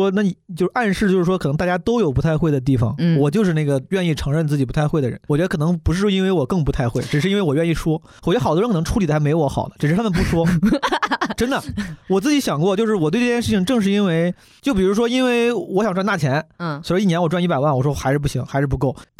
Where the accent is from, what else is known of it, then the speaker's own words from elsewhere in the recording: Zhengzhou, Henan, China; also born or lived in New York / Shanghai; now in Beijing, China; 我们郑州老家也有这样的人，